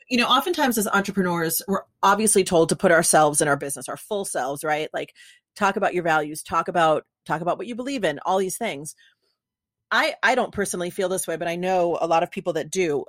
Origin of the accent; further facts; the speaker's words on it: New York, United States; now in California, United States; I'm from New York, but so like, and I'm in California